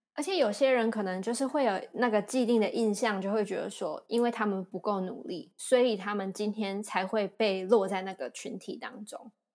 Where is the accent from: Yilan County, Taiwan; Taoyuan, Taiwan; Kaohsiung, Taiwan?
Kaohsiung, Taiwan; moved away; 我是高雄人